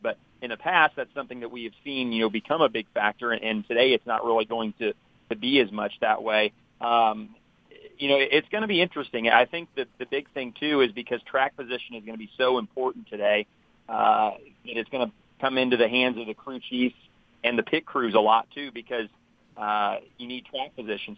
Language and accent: English; Indianapolis, Indiana, United States; I'm originally from Indianapolis, and, uh, so I've grown up, you know, going to the Indy five hundred